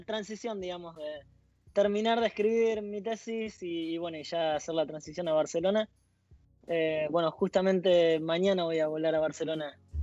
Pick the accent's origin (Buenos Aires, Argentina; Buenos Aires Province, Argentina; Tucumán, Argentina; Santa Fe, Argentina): Santa Fe, Argentina; Esperanza; now in Delft, Netherlands; soy de Esperanza, es una ciudad en Santa Fe